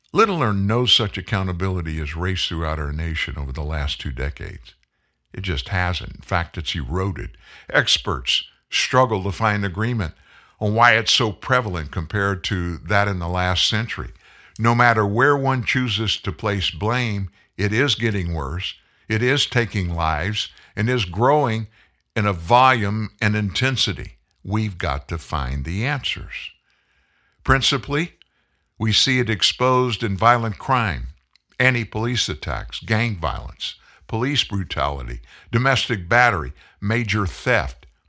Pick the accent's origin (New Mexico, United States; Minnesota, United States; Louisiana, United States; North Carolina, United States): Louisiana, United States; Lafayette; moved away; also born or lived in South Texas; when I was a kid, I lived in South Louisiana, Lafayette